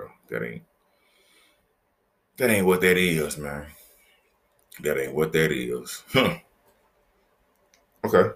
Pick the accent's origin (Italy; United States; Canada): United States; Mobile, Alabama; My city, my hometown, where I live right outside of Mobile